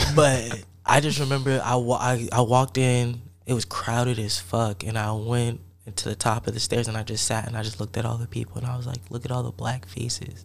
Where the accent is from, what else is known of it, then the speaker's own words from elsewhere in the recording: Columbia, Maryland, United States; moved away as an adult; also born or lived in Piscataway, New Jersey; I'm from Piscataway in Columbia, Maryland. That's where I grew up in New Jersey and Maryland